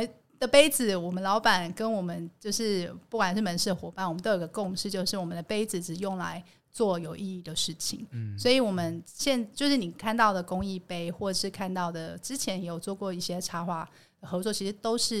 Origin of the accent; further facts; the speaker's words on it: Tainan, Taiwan; 我们来自台南。对台南人如约你吃饭，基本上就是会约你吃饭